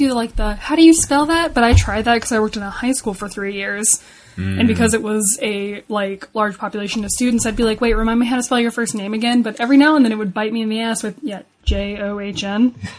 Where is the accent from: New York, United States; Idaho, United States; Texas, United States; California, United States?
California, United States; San Diego; now in Ohio, United States; This is how I know I've lived in Ohio for too long because I grew up in San Diego.